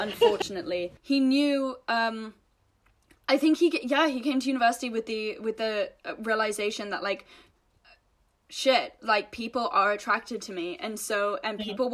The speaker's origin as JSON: {"language": "English", "region": "England", "country": "United Kingdom", "tie": "born or raised there", "also_born_or_lived": "United States", "moved": "as an adult", "said": "growing up in England"}